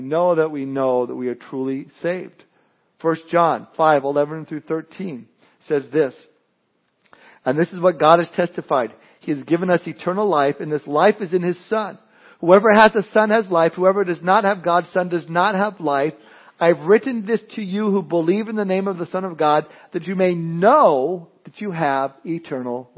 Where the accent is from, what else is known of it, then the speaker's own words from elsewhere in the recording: Southern California, United States; moved away; I was born and raised in Southern California